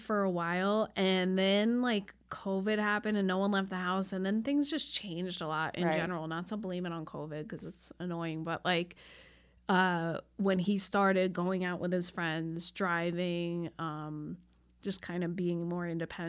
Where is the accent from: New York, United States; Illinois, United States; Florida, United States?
New York, United States; Long Island; moved away as an adult; I grew up on Long Island, so we did go to Manhattan a lot